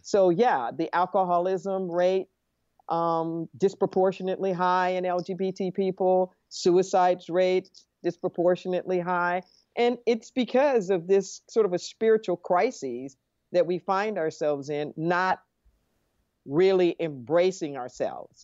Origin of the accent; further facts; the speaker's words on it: Los Angeles, California, United States; I grew up in Los Angeles